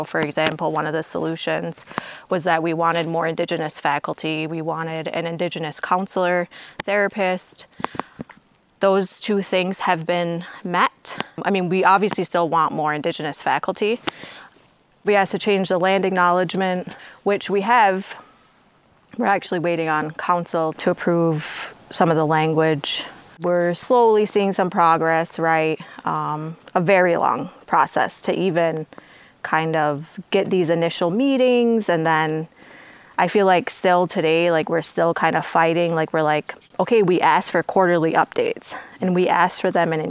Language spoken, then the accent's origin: English; Onondaga Nation, New York, United States; I am from the Onondaga Nation, born and raised